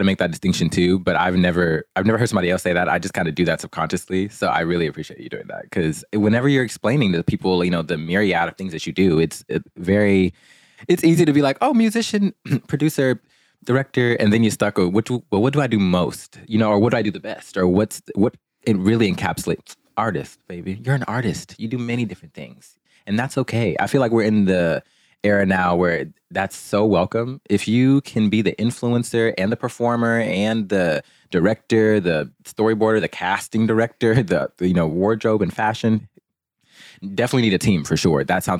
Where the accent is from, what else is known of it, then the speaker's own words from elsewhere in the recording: Port Arthur, Texas, United States; born there; I was born in Port Arthur, Texas, but I've lived all over.